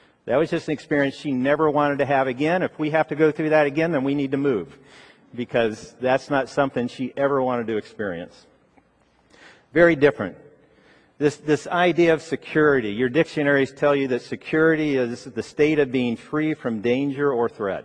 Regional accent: Ohio, United States; moved away; I grew up in Ohio

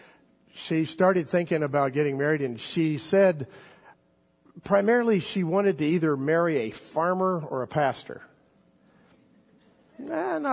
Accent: South Florida, United States; moved away; I grew up in South Florida

